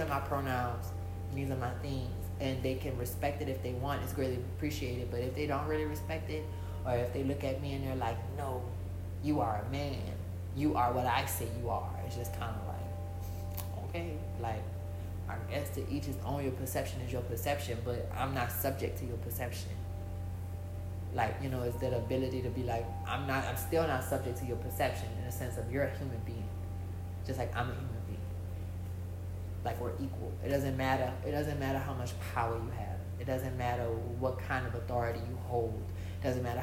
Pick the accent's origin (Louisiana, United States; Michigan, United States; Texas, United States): Louisiana, United States; New Orleans; I'm from New Orleans, I'm from Bobancha, so it's not like a New York